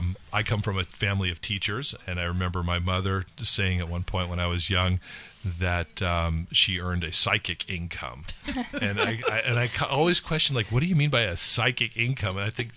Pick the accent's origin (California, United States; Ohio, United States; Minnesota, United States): California, United States; moved away; I grew up in California